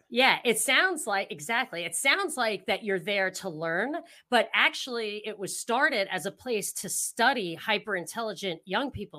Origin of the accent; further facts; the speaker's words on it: upstate New York, United States; I'm from upstate, like, not very far upstate, I still got the accent a little bit